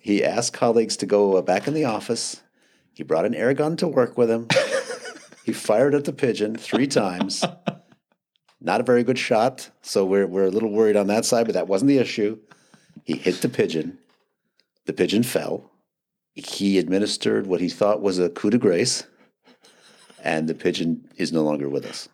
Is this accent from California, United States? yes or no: no; Madison, Wisconsin, United States; my hometown of Madison